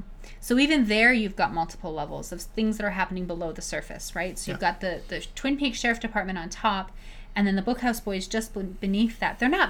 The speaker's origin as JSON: {"language": "English", "country": "Canada", "said": "Christ, they as a Canadian"}